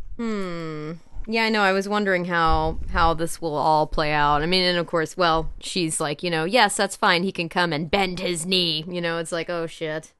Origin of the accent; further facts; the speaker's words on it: the Ozarks, United States; Hey, I'm from the Ozarks